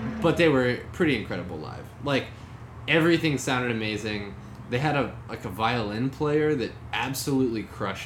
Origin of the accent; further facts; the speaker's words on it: United States; I'm American